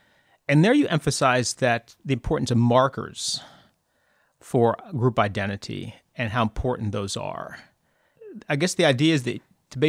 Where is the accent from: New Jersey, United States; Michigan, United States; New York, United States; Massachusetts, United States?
Massachusetts, United States; when I was growing up in Massachusetts in the 70s, my mother had the idea that we should spend a little time in the South.